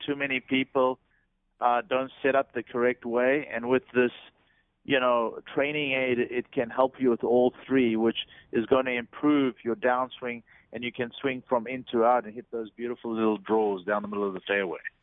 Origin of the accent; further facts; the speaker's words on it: South Africa; moved away; when I grew up back in South Africa